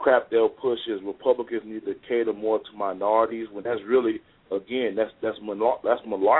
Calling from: Fort Worth, Texas, United States; I'm calling from Fort Worth, Texas, man.

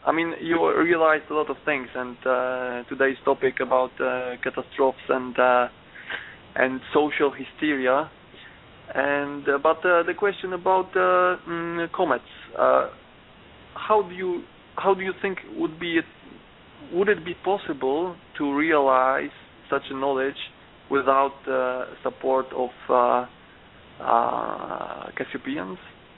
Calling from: Poland; English is a second language; From Poland.

